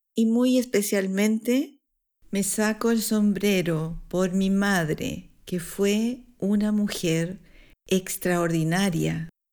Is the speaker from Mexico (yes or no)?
no; Chile; now in Switzerland; chilena, profesora de español para extranjeros en Suiza